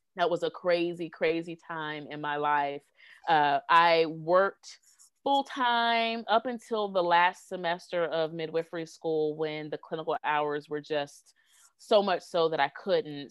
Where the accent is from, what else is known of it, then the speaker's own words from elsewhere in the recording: Greenville, South Carolina, United States; my hometown of Greenville, South Carolina